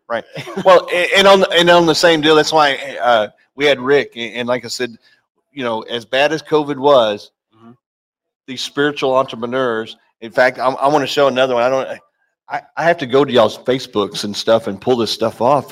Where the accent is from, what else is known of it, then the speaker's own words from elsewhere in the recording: Kentucky, United States; now in Texas, United States; I grew up in Kentucky